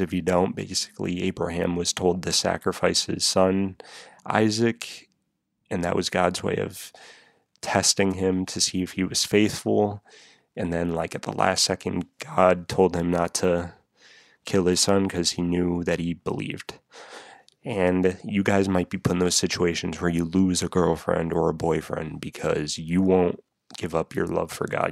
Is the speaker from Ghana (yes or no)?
no; New England, United States; I'm from New England.